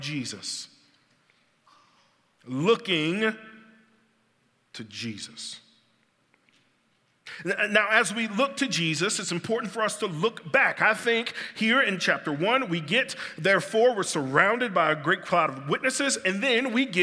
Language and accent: English; Birmingham, Alabama, United States; I grew up in West End and later in the Clay area